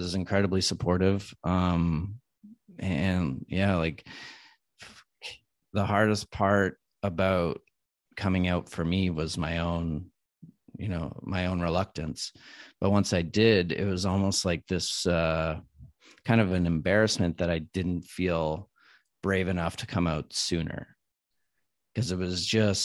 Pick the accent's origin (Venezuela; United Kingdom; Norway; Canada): Canada; Ottawa, Ontario; now in Vancouver, Canada; So I grew up back in Ottawa